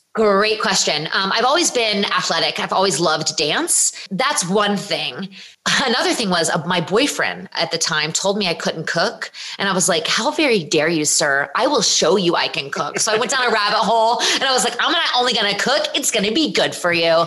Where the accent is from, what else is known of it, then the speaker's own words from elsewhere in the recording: Virginia, United States; I'm from Virginia